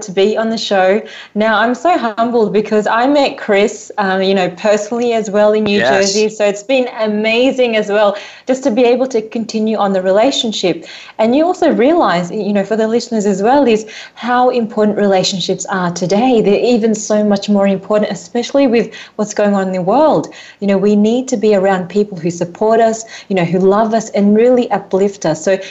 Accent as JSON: {"language": "English", "country": "Australia", "tie": "born or raised there", "said": "I grew up in Australia, born in Australia."}